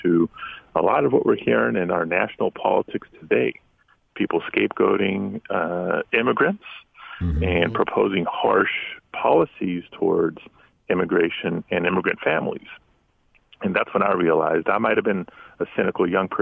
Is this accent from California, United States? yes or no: yes; Los Angeles, California, United States; I am born and raised in the San Fernando Valley neighborhood called Pacoima